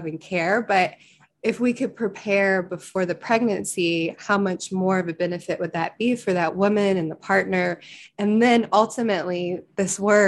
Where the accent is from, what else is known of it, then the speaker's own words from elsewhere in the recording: Lexington, Kentucky, United States; growing up in Lexington, Kentucky, it's very the bluegrass region, the horse capital of the world, southern raised